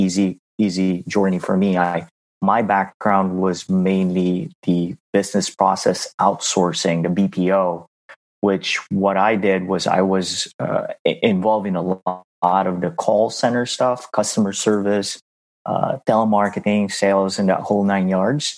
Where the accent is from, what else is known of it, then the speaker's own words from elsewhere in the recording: Philippines; moved away as an adult; now in United States; I am from the Philippines. I was born and raised in the Philippines.